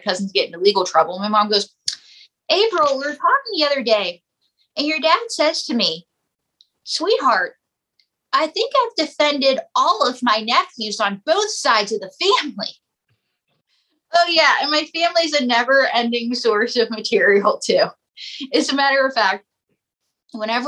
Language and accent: English; Western Pennsylvania, United States; I'm from Western Pennsylvania, where the area is known as quarterback cradle